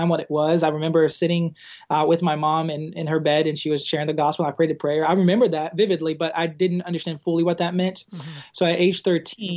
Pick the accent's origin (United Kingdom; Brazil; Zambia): Brazil; English is a second language; moved away as an adult; also born or lived in Arkansas, United States; now in United States; I was born and raised in Brazil